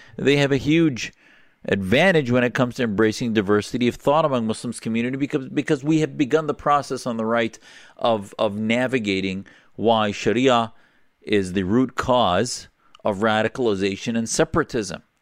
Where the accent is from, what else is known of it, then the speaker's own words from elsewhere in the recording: Neenah, Wisconsin, United States; I grew up in a small town, Neenah, Wisconsin.